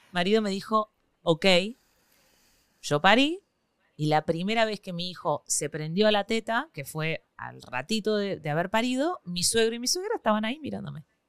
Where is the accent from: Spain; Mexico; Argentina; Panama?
Argentina; born or raised there; moved away as an adult; now in Venezuela